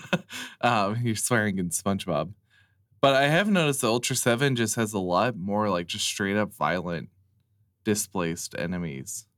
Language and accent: English; United States